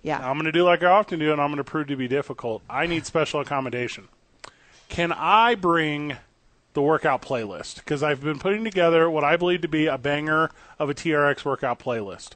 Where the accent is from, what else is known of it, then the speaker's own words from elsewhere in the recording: St. Louis, Missouri, United States; now in Albuquerque, United States; I am from St. Louis.